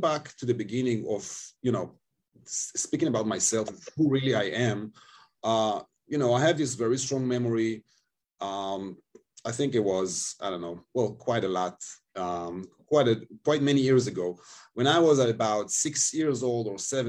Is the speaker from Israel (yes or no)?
yes; Tel Aviv, Tel Aviv District, Israel; English is a second language; moved away as an adult; also born or lived in China / Japan / Spain / United States; I live in Israel, I stay in Tel Aviv, that's my hometown.